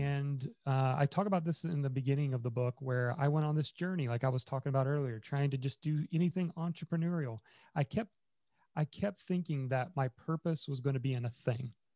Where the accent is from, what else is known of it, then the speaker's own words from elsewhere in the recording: Indiana, United States; I grew up in Indiana